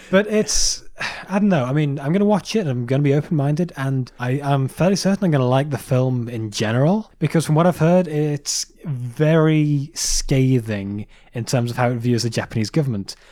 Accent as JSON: {"language": "English", "region": "England", "country": "United Kingdom", "said": "we're English."}